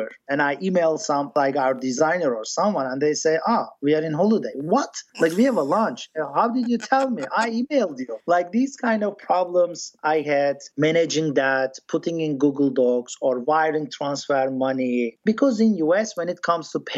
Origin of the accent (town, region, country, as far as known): Turkey; born or raised there; first language English; moved away as an adult; also born or lived in Boston, United States; now in Silicon Valley, United States